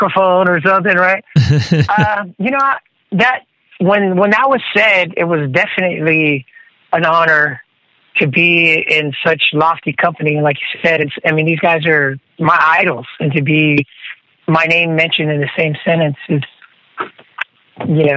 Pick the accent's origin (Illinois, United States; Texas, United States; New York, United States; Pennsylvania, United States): Texas, United States; Corpus Christi; here in Texas, in my hometown, Corpus Christi